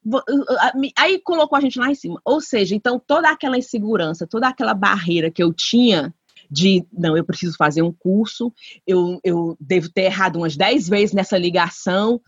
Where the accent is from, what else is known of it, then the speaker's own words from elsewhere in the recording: Brazil; moved away; eu sou brasileira